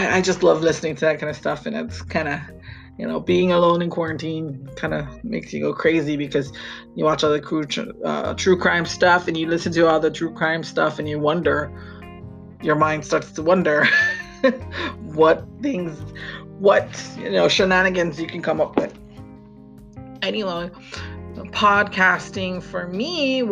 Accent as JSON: {"language": "English", "region": "Hawaii", "country": "United States", "also_born_or_lived": "Maui", "said": "I am from Hawaii, and I live on the island of Maui with my family"}